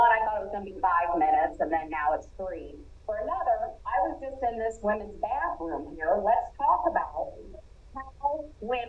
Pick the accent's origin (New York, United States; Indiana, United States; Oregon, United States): Indiana, United States; Midwesterners and how it feels when we travel, because I'm from Indiana